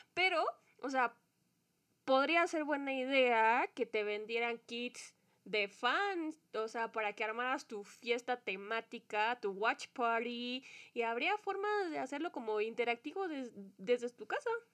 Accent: Mexico; como mexicanos

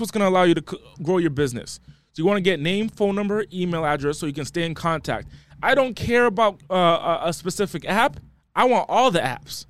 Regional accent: East Coast, United States; moved away as an adult; now in Los Angeles, United States; I'm from the East Coast. I just moved to L A.

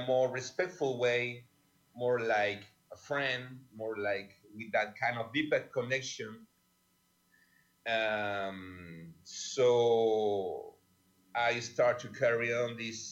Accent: Chile; I'm from Chile. I born there

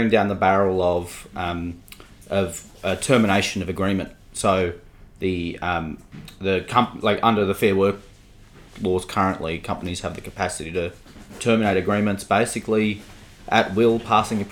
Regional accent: Sydney, New South Wales, Australia; I grew up in a suburb that many people will not have heard of, in Cherrybrook in Sydney, which is the northwest suburbs.

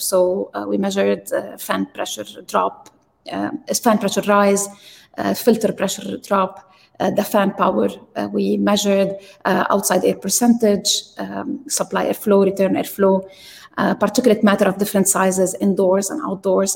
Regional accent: Lebanon; moved away as an adult; also born or lived in Texas; I grew up in Lebanon and we didn't have electricity

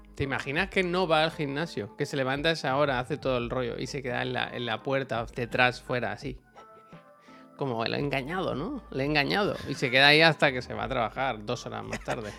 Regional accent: Badalona, Catalonia, Spain; aquí en Barcelona, o en Badalona al menos, cuando yo era pequeño

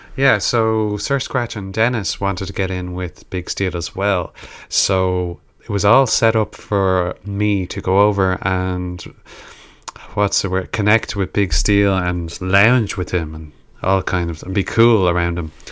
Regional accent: Ireland; We're, we're rappers from Ireland

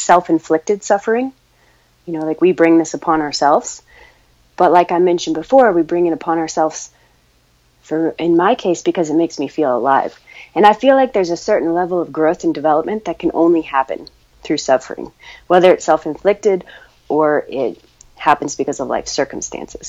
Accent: Ouray, Colorado, United States; I grew up in Ouray, Colorado, so I was just surrounded by the mountains

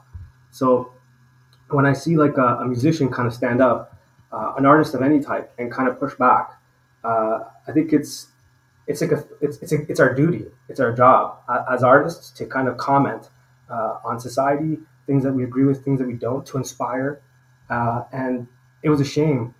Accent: Toronto, Ontario, Canada; moved away as an adult; now in Mexico; I'm from Toronto, Canada. I'm in Mexico now

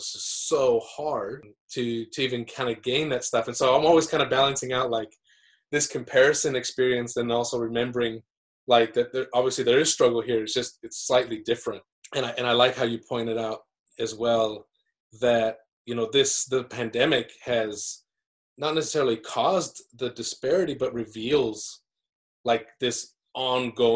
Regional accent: Utah, United States; moved away as an adult; also born or lived in Aotearoa New Zealand; now in New Zealand; I grew up in Utah

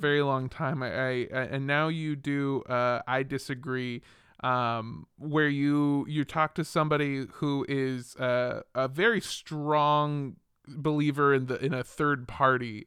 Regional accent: California, United States; I grew up in California too

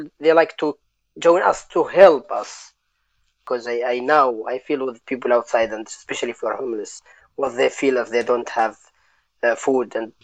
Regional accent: Syria; English is a second language; moved away as an adult; also born or lived in Lebanon; now in Exeter, United Kingdom; we are refugees, because we are from Syria

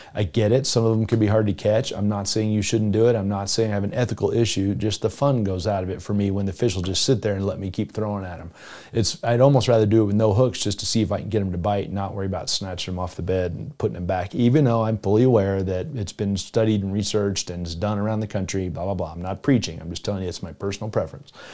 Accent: South Florida, United States; moved away; I grew up in South Florida

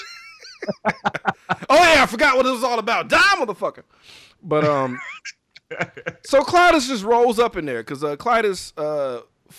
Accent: Mississippi, United States; I grew up in Mississippi

